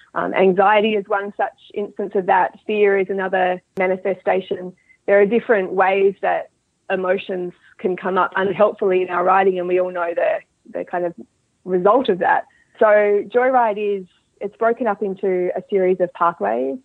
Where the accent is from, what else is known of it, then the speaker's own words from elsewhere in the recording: Australia; moved away as an adult; now in Dunedin, New Zealand; I'm originally from Australia, so um, I'm an Australian living in New Zealand, and I grew up breeding and riding horses in Australia.